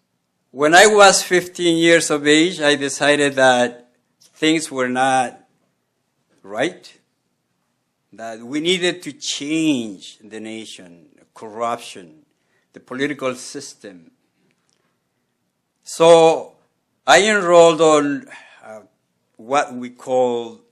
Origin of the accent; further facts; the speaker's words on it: Quito, Pichincha, Ecuador; moved away; I grew up in Quito, Ecuador, South America